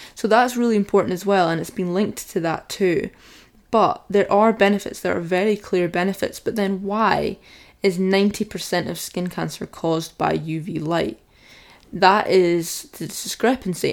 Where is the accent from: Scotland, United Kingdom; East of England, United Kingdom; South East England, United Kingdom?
Scotland, United Kingdom; I've got quite a dark skin tone for being Scottish